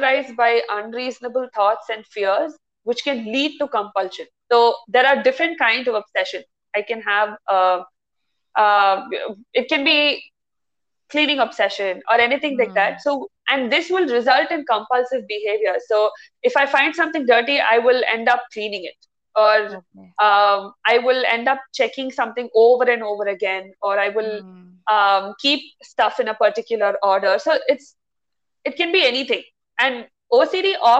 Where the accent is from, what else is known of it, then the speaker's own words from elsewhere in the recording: India; moved away as an adult; Born and brought up in India